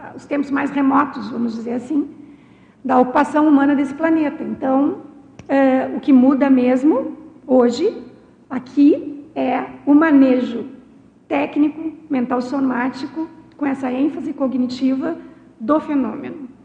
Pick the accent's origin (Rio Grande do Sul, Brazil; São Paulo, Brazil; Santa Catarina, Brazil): Rio Grande do Sul, Brazil; eu sou gaúcha